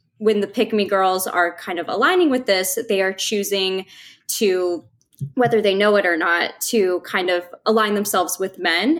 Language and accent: English; Midwest, United States; growing up in the Midwest